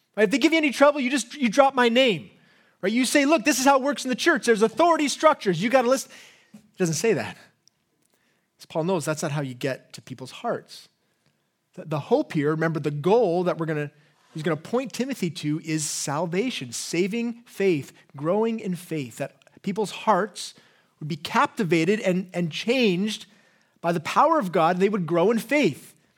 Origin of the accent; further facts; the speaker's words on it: England, United Kingdom; accent: English; my English accent